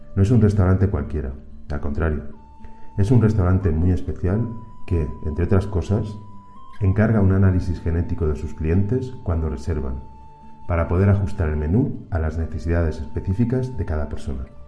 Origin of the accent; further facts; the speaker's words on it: Albacete, Castilla-La Mancha, Spain; also born or lived in Barcelona; now in Mexico; Nací en Albacete. He vivido gran parte de mi vida adulta en Barcelona y desde hace siete años trabajo en México